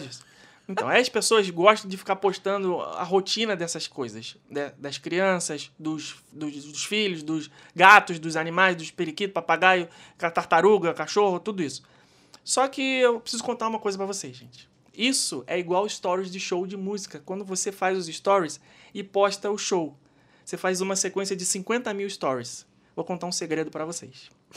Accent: Brazil; Do Brasil

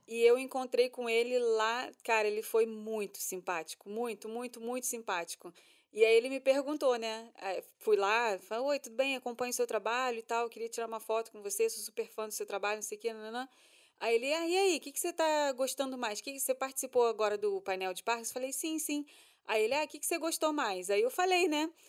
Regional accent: Brazil; a gente é brasileiro

